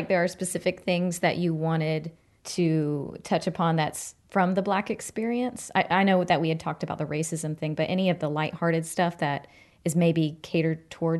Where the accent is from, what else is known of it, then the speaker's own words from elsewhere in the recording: the South, United States; being a Southern girl